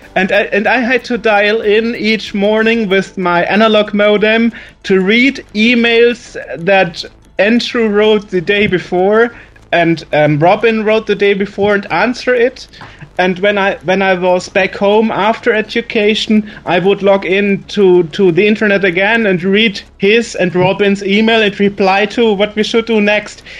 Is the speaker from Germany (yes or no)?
yes; Germany; accent: German; English is a second language; my German accent